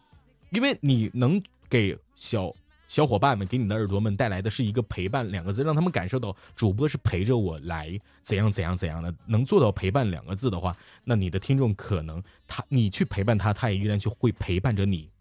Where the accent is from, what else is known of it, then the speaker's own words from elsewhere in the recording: Liaoning, China; 也许我们辽宁人还有很多帅气的小伙子呢，